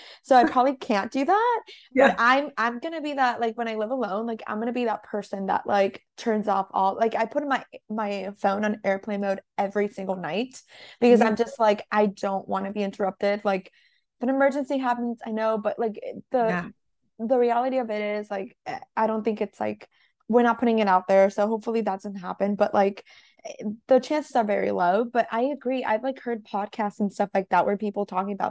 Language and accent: English; Northern California, United States; now in Los Angeles, United States; I'm from NorCal. So I grew up like 30 minutes north of Santa Cruz